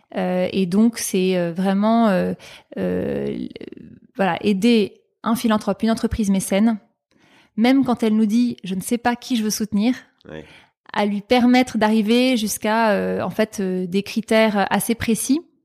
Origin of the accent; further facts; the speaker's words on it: Paris, Île-de-France, France; j'ai grandi à Paris, mais disons que j'ai des origines notamment du Périgord et des Pyrénées-Orientales